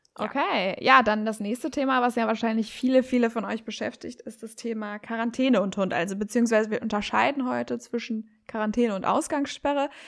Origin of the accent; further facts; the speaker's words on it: Herford, North Rhine-Westphalia, Germany; ich komme ja aus Herford